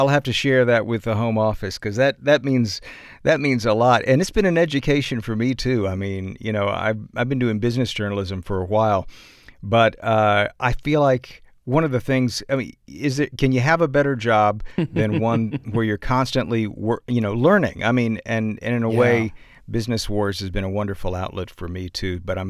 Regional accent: the South, United States; accent: Southern; And honestly, it's so hard for me to get out of my Southern accent.

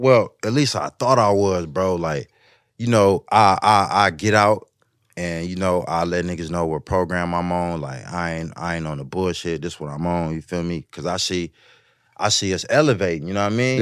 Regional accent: West Coast, United States; I'm from the West

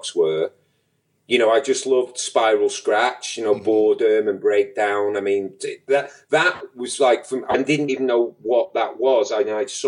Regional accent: Manchester, North West England, United Kingdom; Wythenshawe, my neighborhood

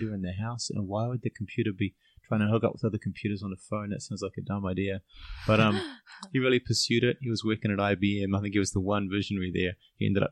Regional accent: Auckland, New Zealand; now in Chiang Mai, Thailand; I grew up in Auckland

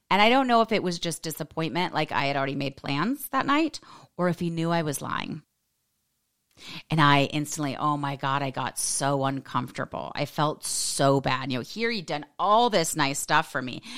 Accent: United States; I'm American

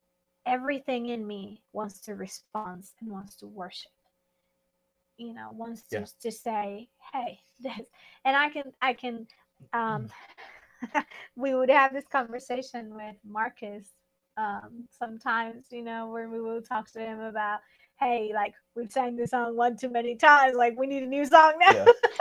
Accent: Mexico; I'm Mexican

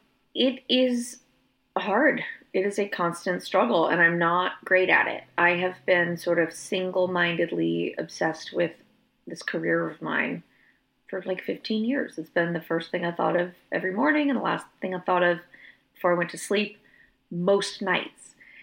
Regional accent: Austin, Texas, United States; In my hometown of Austin, I went for several years where I was hosting a songwriter event on Monday nights

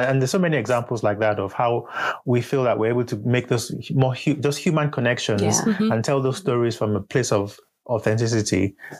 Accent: Nigeria; Who was able to identify with me as a Nigerian

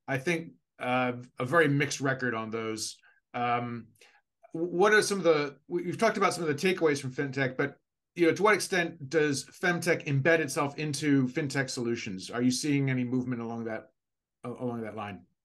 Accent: United States; now in Asia; I'm from the United States

